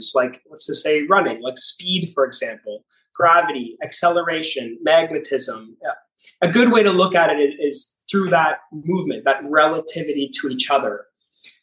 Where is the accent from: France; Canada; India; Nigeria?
Canada; moved away as an adult; also born or lived in Toronto; now in Miami, United States; I'm from Canada. I actually grew up on a farm, but I've lived in Toronto for the last 15 years and I moved to Miami about 2 or 3 years ago.